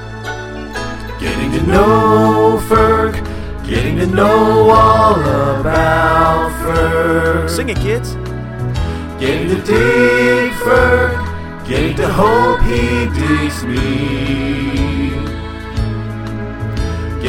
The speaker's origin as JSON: {"language": "English", "town": "Philadelphia", "region": "Pennsylvania", "country": "United States", "said": "I'm from Philly"}